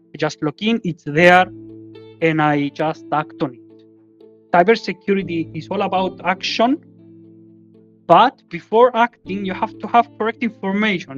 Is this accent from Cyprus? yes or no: yes; Cyprus; now in Greece; I am from Cyprus